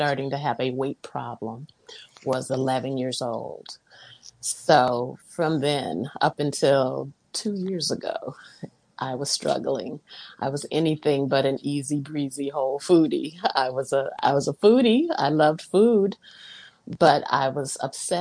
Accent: Los Angeles, California, United States; now in Fairfield, United States; I grew up in Los Angeles

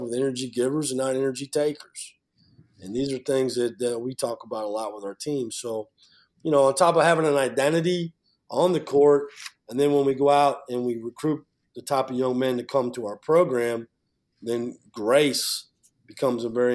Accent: Iowa City, Iowa, United States; moved away as an adult; I grew up in Iowa City, right outside of Iowa City, Iowa

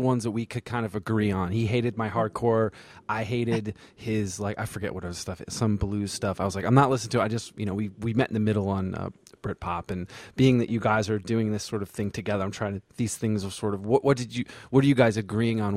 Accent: Vermont, United States; born or raised there; moved away as an adult; also born or lived in the South (US)

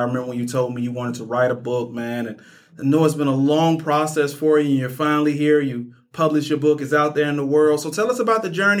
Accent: Birmingham, Alabama, United States; Growing up in Birmingham, I learned from conversations I overheard adults having that most of the white families that used to live in the city and send their kids to city schools had moved out to the suburbs

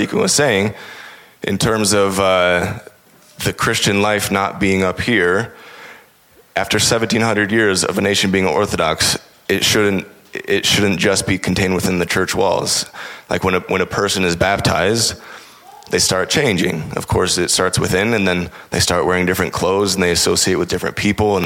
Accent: United States; as an American

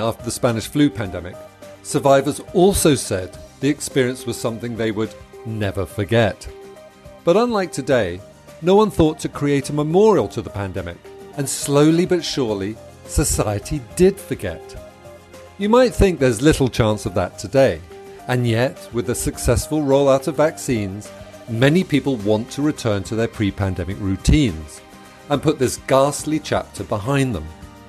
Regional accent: United Kingdom; You know, we're British, we're reticent, we don't do this, we don't emote like this, and certainly not all over Kensington Gardens.

